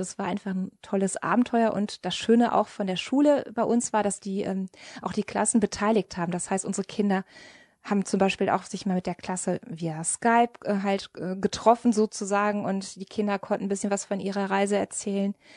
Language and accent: German; Germany; bei uns in Deutschland